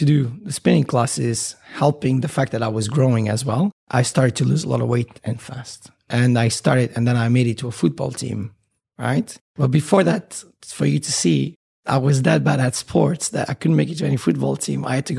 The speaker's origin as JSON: {"language": "English", "country": "Bermuda", "tie": "born there", "said": "I was born in Bermuda, by the way, which is a side note."}